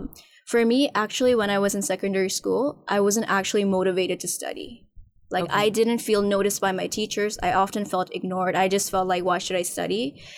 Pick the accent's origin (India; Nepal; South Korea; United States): Nepal; now in Hong Kong; And then later my mom gave birth to me here. But actually, I was raised in Nepal.